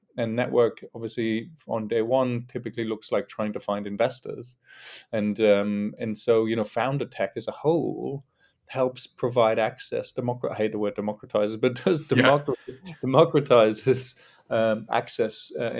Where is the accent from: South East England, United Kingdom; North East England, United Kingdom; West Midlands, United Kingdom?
North East England, United Kingdom; now in London, United Kingdom; And so I'm from a single parent background from the northeast of England, although my accent's a bit mixed these days because I've lived in London for more than half my life.